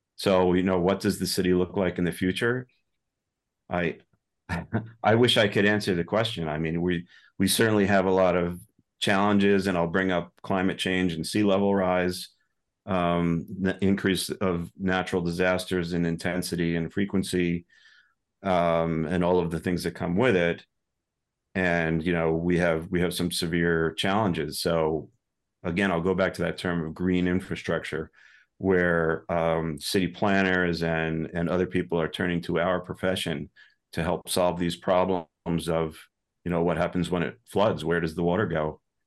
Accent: New York suburbs, United States; moved away as an adult; also born or lived in Boston area; I'm originally from New York, so I'm technically, I guess, I'm a New Yorker. Now, I've been here since the nineties

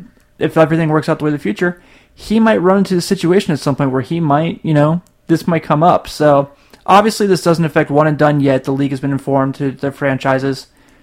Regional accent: Cincinnati, Ohio, United States; I'm from Cincinnati.

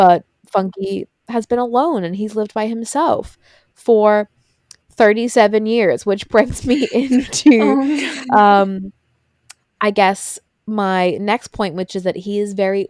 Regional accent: Ireland; my home country of Ireland

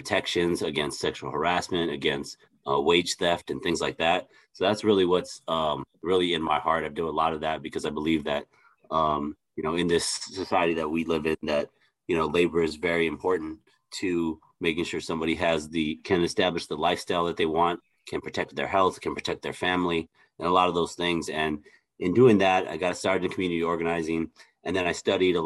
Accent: Los Angeles, California, United States; I am originally from Los Angeles, California. I grew up in East

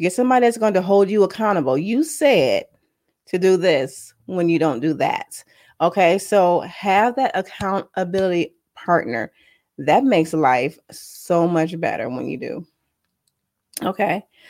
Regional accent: San Diego, California, United States; accent: valley girl; moved away; I grew up in San Diego when I was a kid

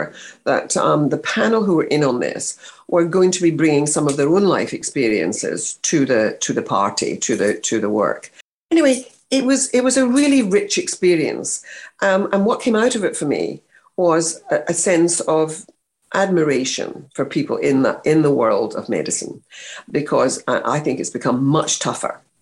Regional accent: Scotland, United Kingdom; moved away; I came from Scotland. I wasn't even English.

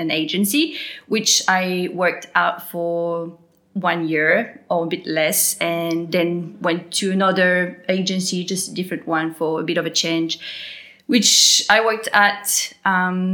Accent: New Caledonia; accent: French; moved away as an adult; now in Gold Coast, Australia; I'm originally from New Caledonia. I was born there, and that's why I have a French accent

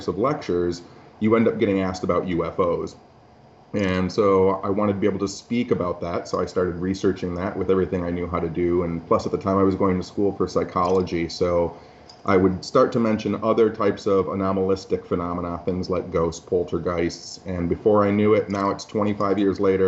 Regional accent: Michigan, United States; I grew up in Michigan

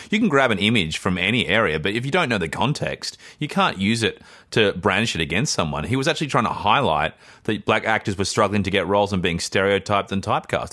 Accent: Australia; I'm actually, um, I'm from Australia

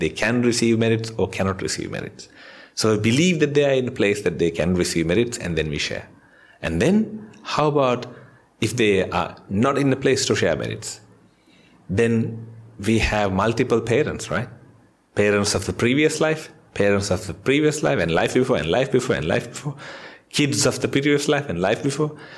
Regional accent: Sri Lanka; now in Australia; I'm from Sri Lanka.

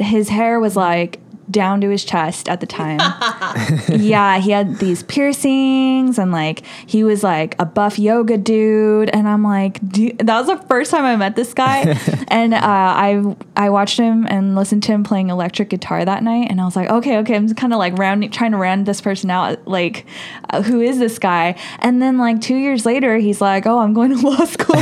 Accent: Fullerton, California, United States; also born or lived in Los Angeles / Cerritos; I was like raised in Fullerton

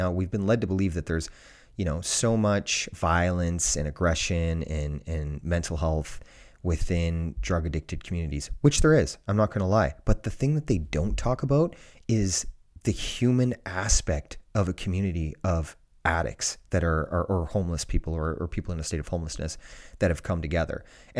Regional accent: Ontario, Canada; Where I grew up in Ontario, Canada, it's the same for every school in the world.

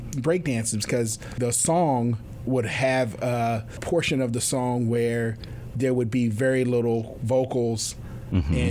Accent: New York City, New York, United States; So I grew up in New York City.

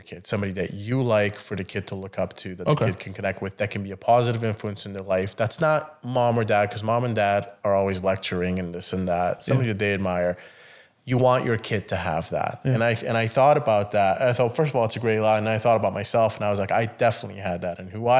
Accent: Italy; I've seen what a nice suit is. I grew up in Italy, goddammit.

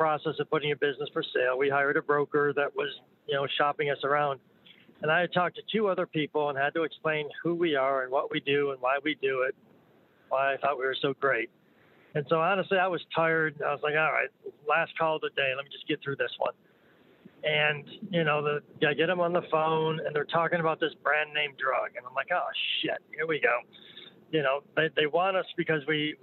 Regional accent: New York, United States; I'm from New York

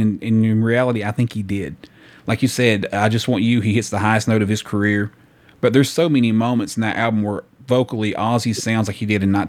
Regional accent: the South, United States; I'm from the South, yeah.

